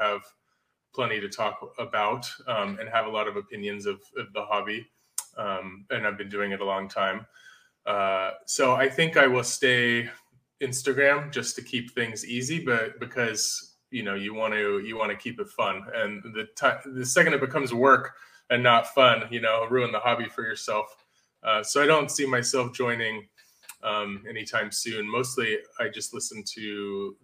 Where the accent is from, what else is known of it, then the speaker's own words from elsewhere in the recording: Northern California, United States; I grew up in Northern California, lifelong Giants fan